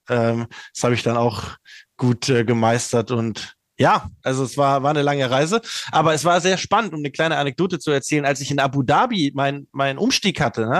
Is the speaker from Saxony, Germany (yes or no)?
no; Black Forest, Baden-Württemberg, Germany; dem beschaulichen Haus hier im Schwarzwald, wo ich herkomme